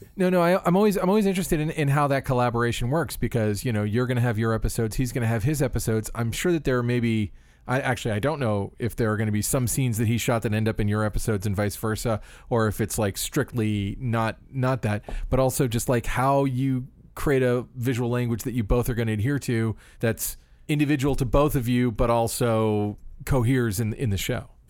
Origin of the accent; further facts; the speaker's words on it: Florida, United States; I grew up in Florida